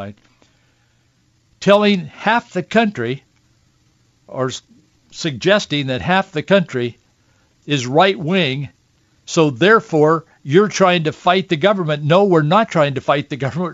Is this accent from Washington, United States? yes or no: yes; Yakima, Washington, United States; I was born in Yakima and grew up in the Yakima Valley on an orchard.